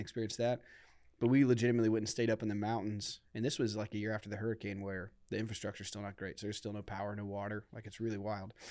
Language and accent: English; Akron, Ohio, United States; I grew up in Akron